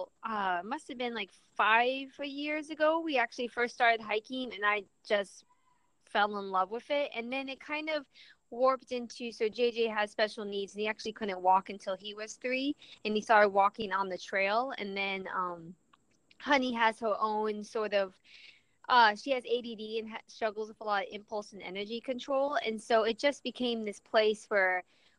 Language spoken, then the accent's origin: English; Orlando, Florida, United States; accent: Southern drawl mixed with Minnesota/Midwestern; moved away as an adult; also born or lived in Chicago, Illinois / Seattle, Washington / Long Beach, California; I was born in Chicago, but when I was a wee baby, my parents moved down to Florida. So I lived in Florida from like 1 to 3 weeks before I turned 18.